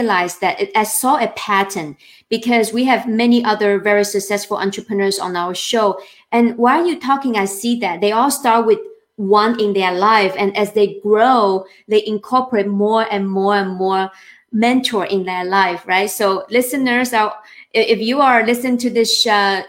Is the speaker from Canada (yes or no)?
no; China; moved away; I'm from China